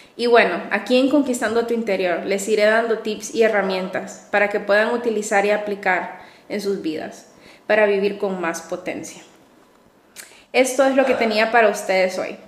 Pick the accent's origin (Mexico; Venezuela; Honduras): Honduras; also born or lived in Madrid; Soy psicóloga, orgullosamente hondureña